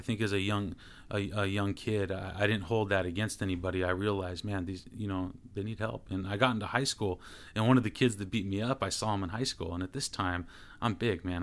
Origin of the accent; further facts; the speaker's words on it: Stockton, California, United States; growing up in Stockton was interesting